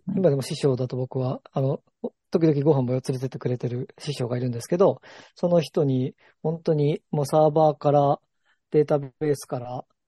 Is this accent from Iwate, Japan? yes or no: no; Ibaraki, Japan; moved away as an adult; also born or lived in Yokohama; 茨城出身